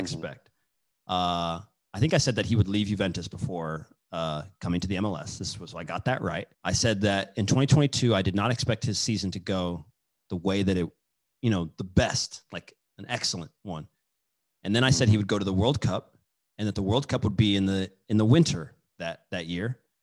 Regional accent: Kansas, United States; I'm from Kansas

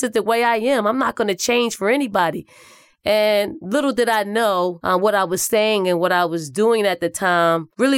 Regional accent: Philadelphia, Pennsylvania, United States; Growing up in North Philly and the projects called the Raymond Rosen Housing Projects was a place in which there wasn't a whole lot to do besides sports or getting something that's illegal

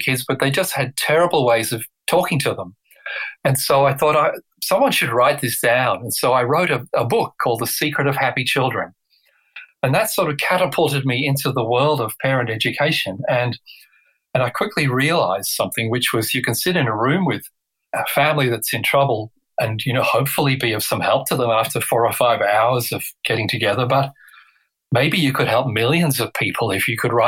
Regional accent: England, United Kingdom; I was born in England

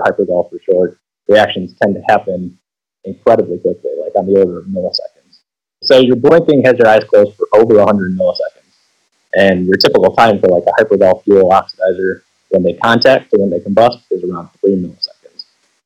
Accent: Chicago, Illinois, United States; moved away as an adult; now in West Lafayette, United States; I grew up in the Chicagoland area. That's where I'm from

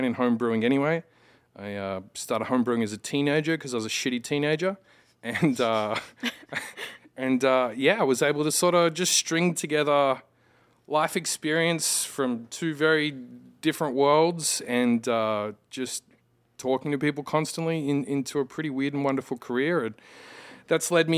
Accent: regional New South Wales, Australia; moved away as an adult; also born or lived in Midwest, United States / Chicago / Northern Virginia; now in Virginia, United States; I'm actually from like regional New South Wales in Australia. My parents got a property. I grew up on a farm

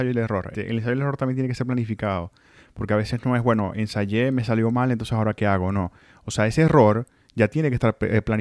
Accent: Venezuela; moved away; Bueno, yo salí de Venezuela en 2011, ya, ya el año que viene son 10 años que voy a estar afuera de Venezuela.

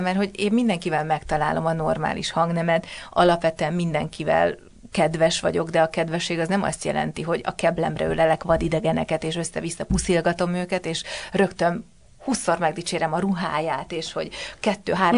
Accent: Budapest, Hungary; én a gyerekkoromat, tehát az első 16 évemet ott töltöttem. A Batyányi lakótelepre születtem, tehát a 19. kerületbe

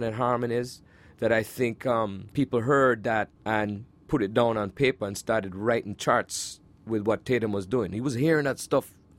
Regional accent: Kingston, Jamaica; moved away; my life growing up in Jamaica

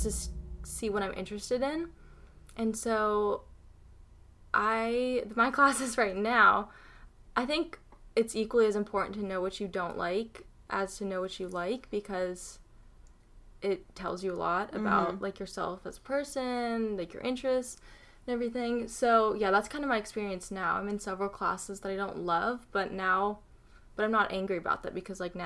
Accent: Florida, United States; moved away as an adult; now in Nashville, United States; I'm from Florida. So I applied to three in-state

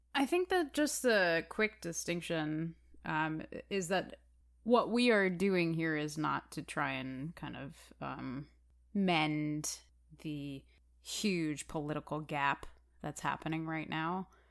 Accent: Chicago, Illinois, United States; I am a actor, musician, activist from the city of Chicago

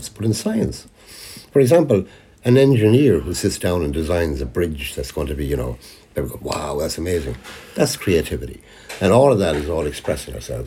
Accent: Leitrim, Connacht, Ireland; moved away; we grew up on in Leitrim

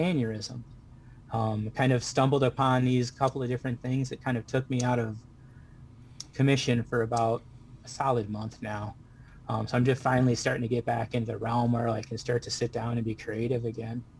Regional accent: Waterford, Michigan, United States; I'm from Waterford, Michigan.

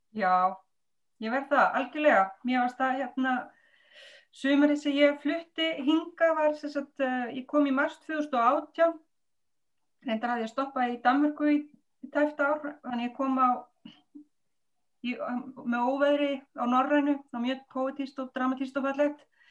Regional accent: Reykjavík, Capital Region, Iceland; moved away; það er heimabærin minn

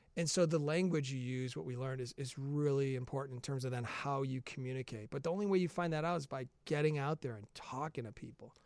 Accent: Chicago, Illinois, United States; I'm from the Chicagoland area

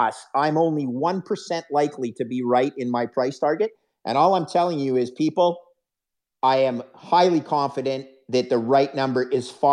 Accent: Canada; a Canadian who's, fifth generation Canadian

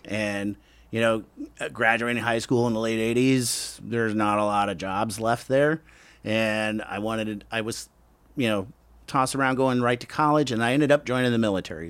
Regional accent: Lowell, Indiana, United States; moved away; also born or lived in Gary, Indiana; I was born in Gary, grew up in a small town, Lowell, Indiana

